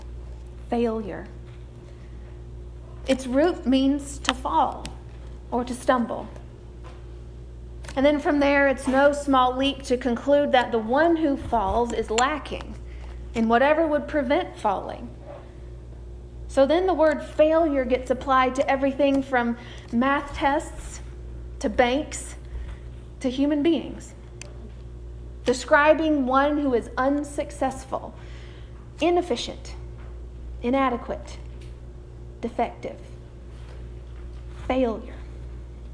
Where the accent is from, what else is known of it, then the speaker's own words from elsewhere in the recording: United States; we as American Christians